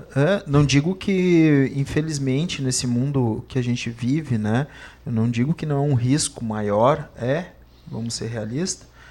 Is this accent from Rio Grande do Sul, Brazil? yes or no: yes; Montenegro, Rio Grande do Sul, Brazil; nós tivemos o privilégio de nascer no centro e no, e no mato ao mesmo tempo